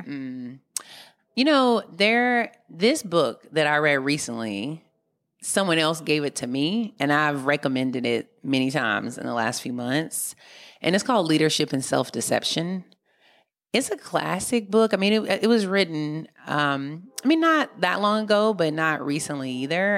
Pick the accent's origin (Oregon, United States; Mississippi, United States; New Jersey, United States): Mississippi, United States; now in Oakland, United States; when I was growing up in Mississippi